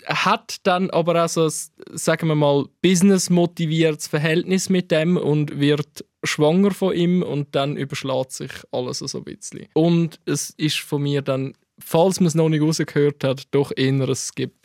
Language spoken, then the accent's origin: German; Gold Coast, Zurich, Switzerland; Ich bin wirklich im Ghetto von der Goldküste aufgewachsen